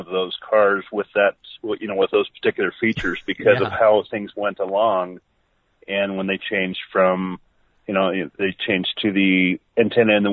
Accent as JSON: {"language": "English", "region": "Montana", "country": "United States", "moved": "yes", "lives_now": "Seattle, United States", "said": "I'm from Montana originally"}